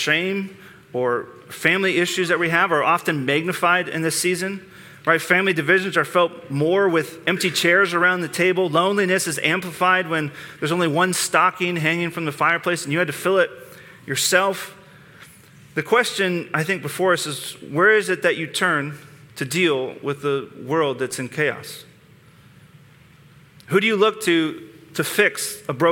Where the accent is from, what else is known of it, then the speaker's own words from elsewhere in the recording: United States; growing up in the Lower Valley.